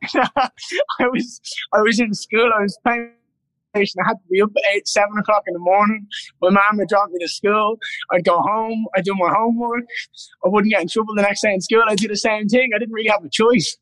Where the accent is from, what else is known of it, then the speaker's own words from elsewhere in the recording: Ireland; being Irish